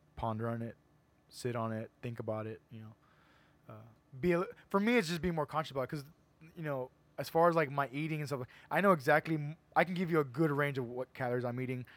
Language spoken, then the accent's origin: English; McAllen, Texas, United States; we're all from Edinburgh, we're all from McAllen, we're all from the area